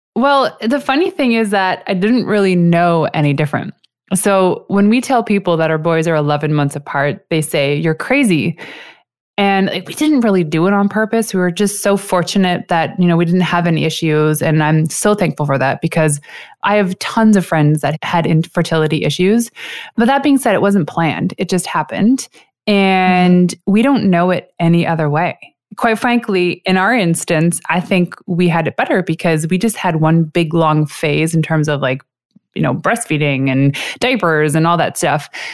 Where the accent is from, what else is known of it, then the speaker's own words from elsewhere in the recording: Canada; I am a six-foot tall Canadian chocolate addict